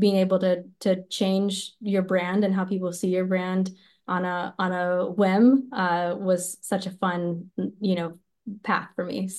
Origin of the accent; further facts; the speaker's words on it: West Texas, United States; growing up in West Texas, I grew up around monoculture